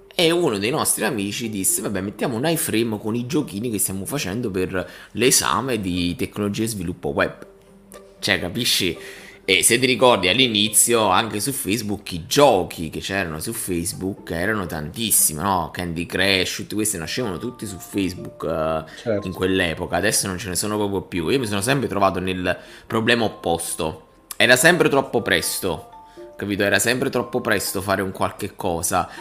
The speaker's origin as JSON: {"language": "Italian", "area": "province of Salerno", "region": "Campania", "country": "Italy", "tie": "born or raised there", "also_born_or_lived": "Milan", "moved": "yes", "said": "io sono nato e cresciuto nel Salernitano"}